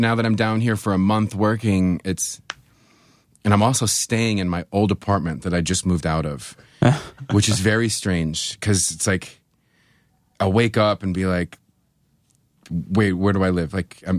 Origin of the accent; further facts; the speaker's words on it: Buffalo, New York, United States; I'm from Buffalo. I have black snow running through my veins. You know, I'm used to 8 month winters.